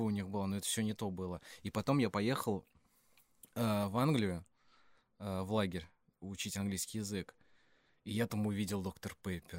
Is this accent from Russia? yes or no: yes; Klin, Moscow Oblast, Russia; я родился в Подмосковье, маленький городок Клин